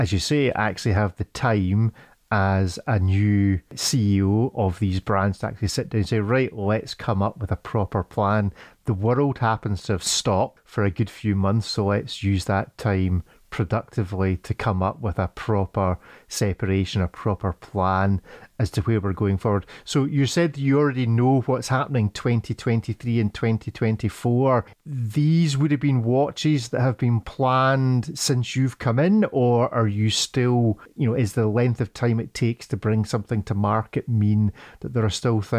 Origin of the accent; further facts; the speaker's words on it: Scotland, United Kingdom; as a Scotsman that works on a farm